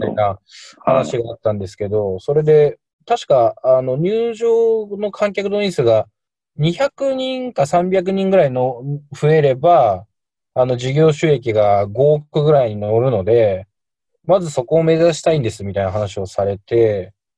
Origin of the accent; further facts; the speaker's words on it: Tokyo, Japan; moved away as an adult; also born or lived in Shiki, Saitama; now in Asakadai, Saitama, Japan; 東京出身なんですけど、結婚したタイミングで家族で埼玉に